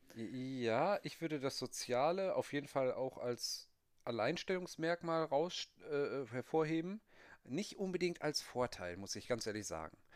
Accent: Bielefeld, North Rhine-Westphalia, Germany; moved away; Ich bin ja auch äh, aufgewachsen in Vorstadt oder auch irgendwo Dorf vielleicht

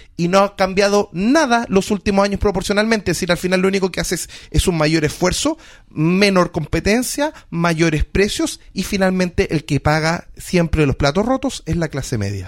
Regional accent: Antofagasta, Chile; now in Santiago, Chile; Yo provengo, por ejemplo, de Antofagasta.

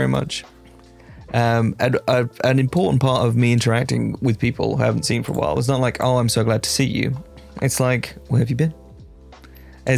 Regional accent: Ireland; now in United States; I'm Irish

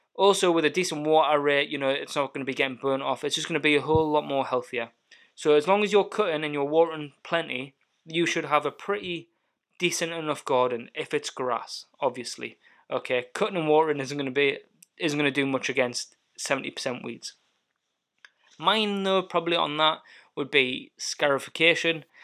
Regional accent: Alnwick, North East England, United Kingdom; moved away as an adult; also born or lived in Highlands, Scotland; now in Scotland; I grew up and I was born in Northumberland, a little town called Annick

